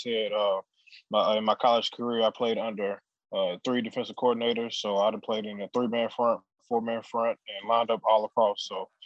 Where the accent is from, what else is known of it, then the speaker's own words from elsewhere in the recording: Crowley, Texas, United States; I'm back in Crowley, Texas, in my hometown, just watching it with my family